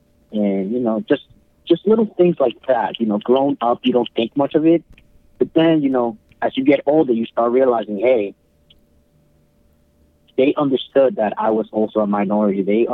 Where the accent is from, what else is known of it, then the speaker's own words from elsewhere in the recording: New York City, New York, United States; I was born in the South Bronx, so I was mostly, you know, in a very strong African American, you know, community.